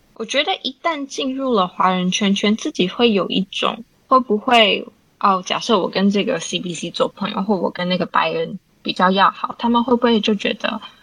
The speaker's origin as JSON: {"language": "Chinese", "town": "Richmond", "region": "British Columbia", "country": "Canada", "tie": "born or raised there", "said": "我是在那里长大的"}